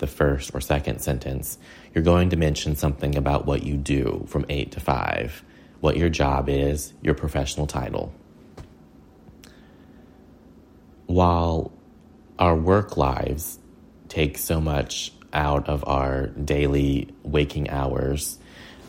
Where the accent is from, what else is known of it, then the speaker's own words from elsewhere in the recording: Hickory, North Carolina, United States; also born or lived in Ireland; my hometown of Hickory, North Carolina, which is a small southern manufacturing town